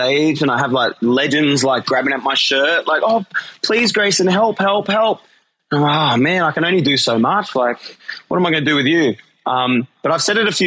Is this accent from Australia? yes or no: yes; Australia; moved away; the boys from my home country